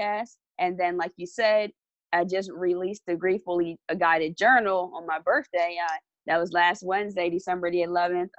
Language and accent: English; Lawnside, New Jersey, United States; I reside in the South Jersey area. Specifically, I'm from Lawnside, New Jersey